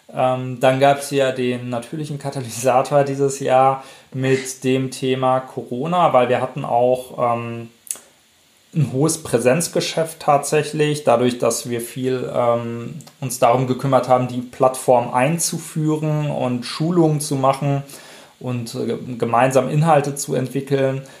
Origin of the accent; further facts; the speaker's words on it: Werl, North Rhine-Westphalia, Germany; also born or lived in Paderborn / Bamberg; komme gebürtig aus Werl, das ist so im weitesten Sinne Richtung Dortmund